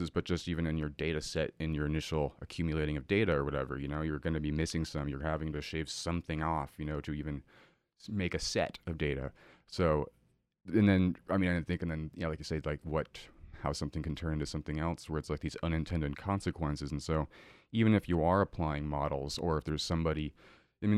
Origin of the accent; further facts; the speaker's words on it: Boulder Creek, California, United States; my hometown of Boulder Creek in Santa Cruz